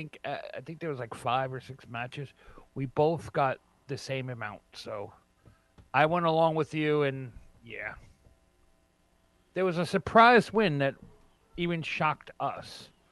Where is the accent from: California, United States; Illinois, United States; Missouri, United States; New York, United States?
New York, United States; Yonkers; I'm from Yonkers, New York.